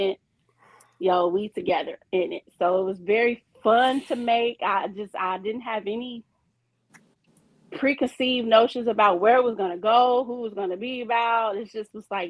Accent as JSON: {"language": "English", "town": "Chicago", "region": "Illinois", "country": "United States", "moved": "yes", "lives_now": "Detroit, United States", "said": "I'm originally from Chicago. I've been here in Detroit for since 06, 07."}